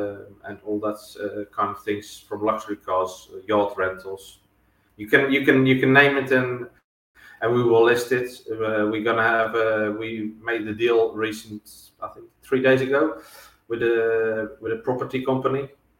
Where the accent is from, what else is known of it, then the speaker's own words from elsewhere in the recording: Netherlands; English is a second language; now in Cyprus; Since I moved down here, you know, because obviously I'm from the Netherlands, and then you follow, particularly the Dutch players in the area where you live.